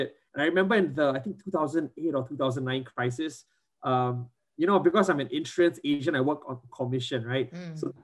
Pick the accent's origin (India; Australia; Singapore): Singapore; I grew up in Singapore